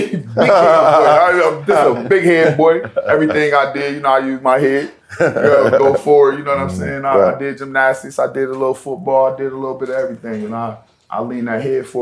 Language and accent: English; Cleveland, Ohio, United States; now in Florida, United States; I'm in Florida now. I grew up in Cleveland